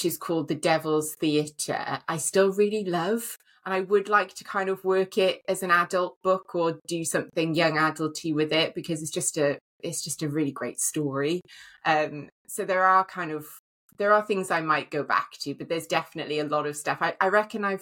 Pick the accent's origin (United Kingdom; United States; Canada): United Kingdom; Wales; because I live in Wales, I'm Welsh